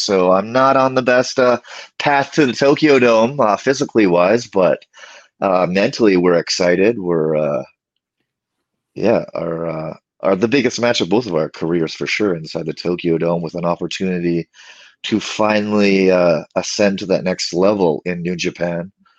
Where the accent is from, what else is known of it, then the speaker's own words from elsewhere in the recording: Canada; moved away as an adult; You know, I moved from Canada, went to England, had no bookings in England except through Rev Pro